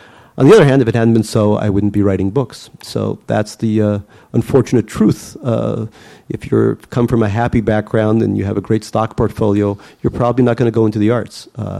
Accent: Russia; I think growing up in Russia

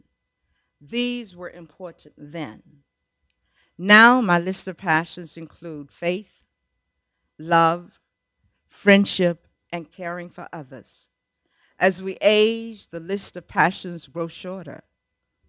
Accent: North Carolina, United States; moved away; I'm from North Carolina

